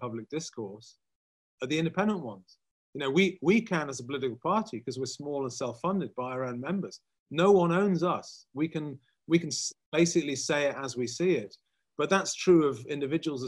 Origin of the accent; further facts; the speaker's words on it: England, United Kingdom; I'm mostly Scots by blood, although I was born in England.